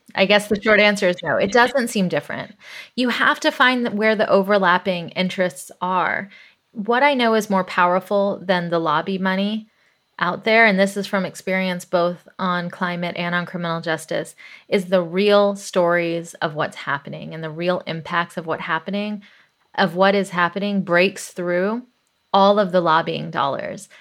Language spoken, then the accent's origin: English; Atlanta, Georgia, United States; I grew up in the South, in Atlanta, Georgia, in the eighties